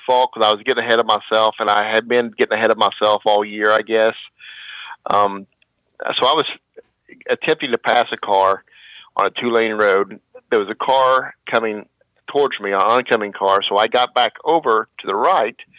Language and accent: English; Kentucky, United States; moved away as an adult; now in Ohio, United States; I was born in Ohio, but I was raised across the river in Kentucky. Went through high school in Kentucky